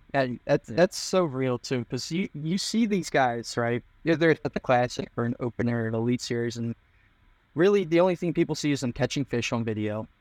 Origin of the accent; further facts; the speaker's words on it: Philadelphia, Pennsylvania, United States; I'm from the Philadelphia area